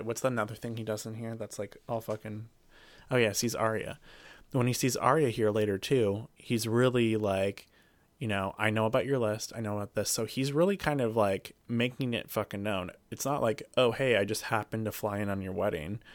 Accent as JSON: {"language": "English", "region": "Alaska", "country": "United States", "said": "I'm all from Alaska"}